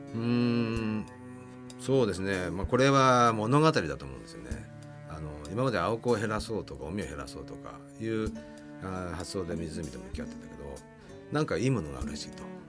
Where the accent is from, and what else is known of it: Ichikawa, Chiba, Japan; born or raised there; also born or lived in Shiojiri, Nagano